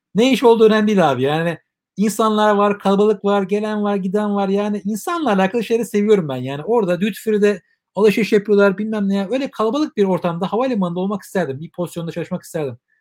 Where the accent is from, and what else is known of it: Turkey